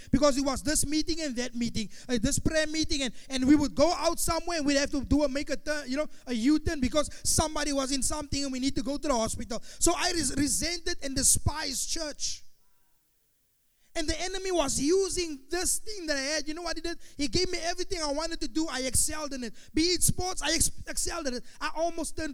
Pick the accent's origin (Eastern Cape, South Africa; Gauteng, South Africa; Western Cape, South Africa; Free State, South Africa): Gauteng, South Africa; Pretoria; where I'm from Pretoria